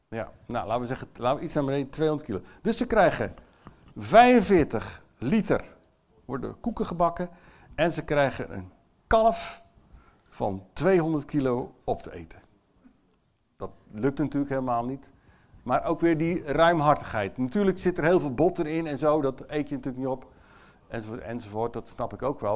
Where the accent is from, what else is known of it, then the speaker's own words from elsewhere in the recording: Netherlands; Ik ben zelf ook Nederlander